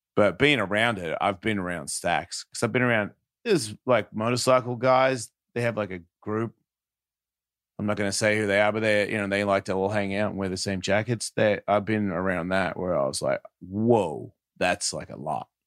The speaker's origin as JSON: {"language": "English", "country": "Australia", "said": "I'm from Australia"}